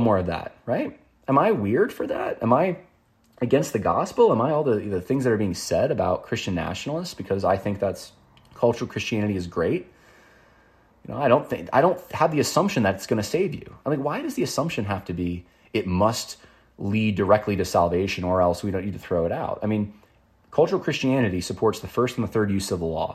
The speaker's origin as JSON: {"language": "English", "region": "New York", "country": "United States", "tie": "born or raised there", "said": "I grew up in New York primarily, but I would go down south almost every year to Mississippi for family reunions"}